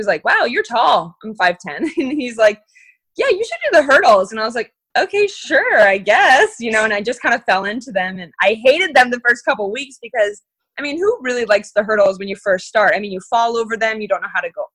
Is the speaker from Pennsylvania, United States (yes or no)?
no; Phoenix, Arizona, United States; born or raised there; also born or lived in Missoula, Montana